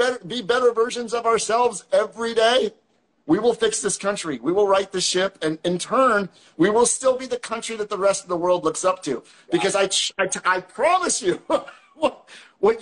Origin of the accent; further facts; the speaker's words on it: Western Pennsylvania, United States; where I was born in Western PA